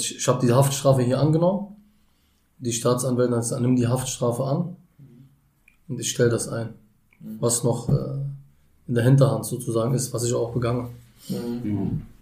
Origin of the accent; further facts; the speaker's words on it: Berlin, Germany; Ich bin in Berlin geboren. Ja. Im U-Bahn-Krankenhaus 1991